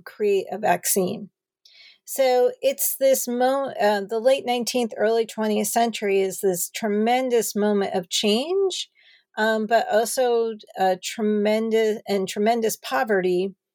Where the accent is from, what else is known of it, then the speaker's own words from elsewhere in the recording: New Jersey, United States; moved away as an adult; also born or lived in Madison, Wisconsin / Los Angeles, California; I started off growing up in New Jersey